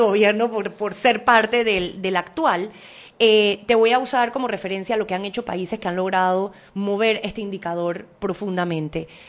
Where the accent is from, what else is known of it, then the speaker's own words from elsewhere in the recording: Panama; como panameña